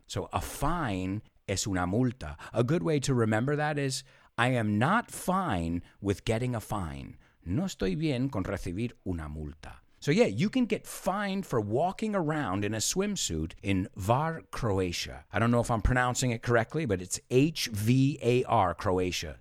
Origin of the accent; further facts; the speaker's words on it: United States; where we say take in the United States